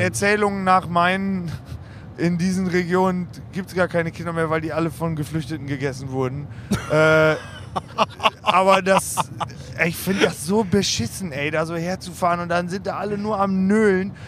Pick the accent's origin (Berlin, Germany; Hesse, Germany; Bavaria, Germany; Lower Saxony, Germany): Lower Saxony, Germany; Osnabrück; ich komme aus Osnabrück